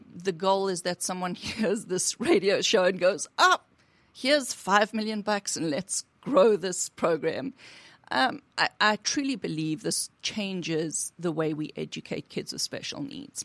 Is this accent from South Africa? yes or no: yes; South Africa; now in United States; I'm originally from South Africa